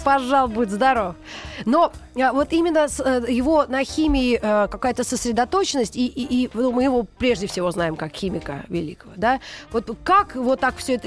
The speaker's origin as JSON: {"language": "Russian", "country": "Russia", "said": "я тоже россиянка"}